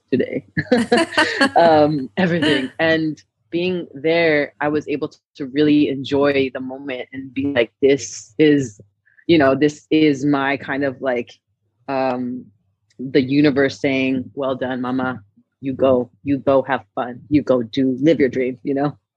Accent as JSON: {"language": "English", "town": "Brownsville", "region": "Texas", "country": "United States", "tie": "born or raised there", "also_born_or_lived": "Los Angeles, California", "moved": "as an adult", "said": "growing up in Brownsville, Texas"}